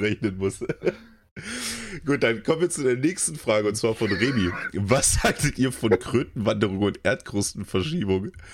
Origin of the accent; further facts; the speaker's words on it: Germany; bei uns in Deutschland